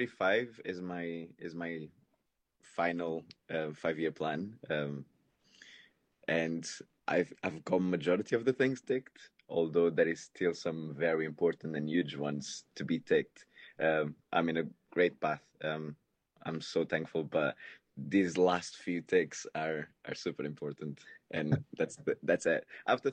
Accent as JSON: {"language": "English", "country": "Portugal", "second_language": "English", "moved": "as an adult", "lives_now": "London, United Kingdom", "said": "So I moved from Portugal to London, and then I was 18, so I was trying to still enjoy life a lot more than I should."}